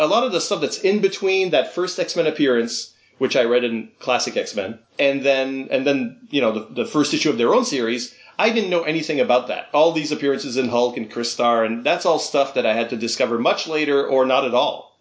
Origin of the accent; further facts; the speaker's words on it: the Maritimes, Canada; there was never really a character from my region in there. Mm-hmm. Uh, the Maritimes have been uh, ignored